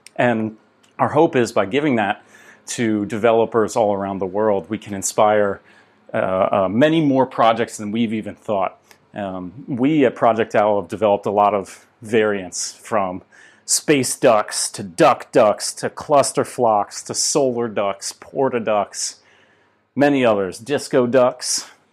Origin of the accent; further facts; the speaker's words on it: United States; I'm from the United States